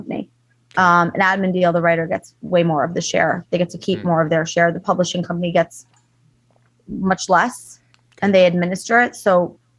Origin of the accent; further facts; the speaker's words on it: Long Island, New York, United States; also born or lived in Los Angeles, California / East Coast; now in Miami, United States; we're both from Long Island, New York